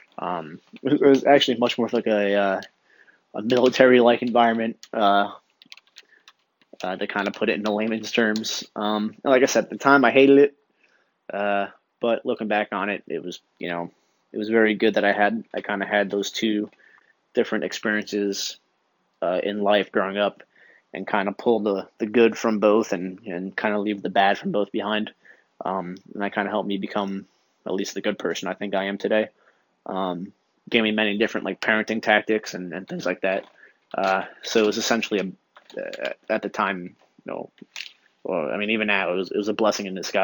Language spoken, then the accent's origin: English; Long Branch, New Jersey, United States; moved away; I'm a 27-year-old Italian kid from New Jersey. I grew up in a beach town called Long Branch